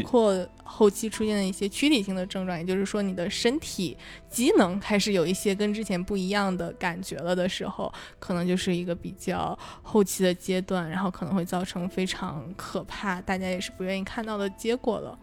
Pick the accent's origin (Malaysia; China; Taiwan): China; Northeast China; accent: Northeastern dialect; 用我们东北话说哈，那个状态叫拧巴